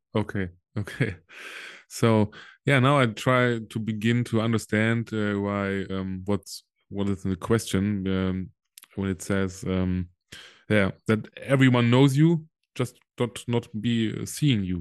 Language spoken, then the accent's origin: English; Solingen, North Rhine-Westphalia, Germany; English is a second language; my hometown Solingen uh, is between Düsseldorf and yeah. Cologne?